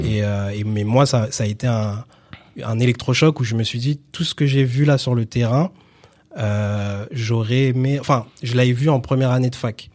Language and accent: French; Villiers-le-Bel, Île-de-France, France; also born or lived in Sarcelles / Garges-lès-Gonesse / Saint-Denis; j'ai grandi à Villiers-le-Bel